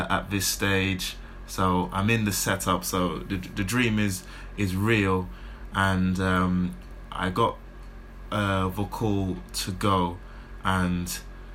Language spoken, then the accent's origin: English; London, United Kingdom; in my home city, in my hometown. Like you said, literally just around the corner from where I grew up